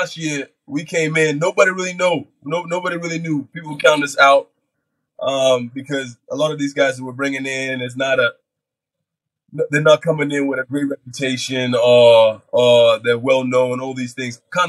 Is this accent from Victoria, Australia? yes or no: no; Canberra, Australian Capital Territory, Australia; moved away as an adult; now in Cairns, Australia; This is my hometown. This is where I grew up.